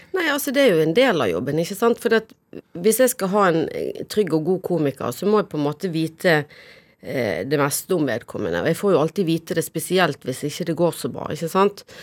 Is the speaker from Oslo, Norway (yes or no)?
no; Bergen, Vestland, Norway; moved away; Minde. Jeg vokste opp på Minde